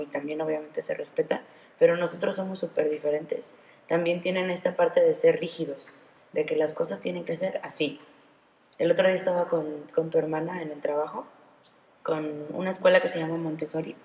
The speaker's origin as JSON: {"language": "Spanish", "country": "Mexico", "said": "nuestra economía no puede ser buena, nuestro gobierno no puede ser bueno"}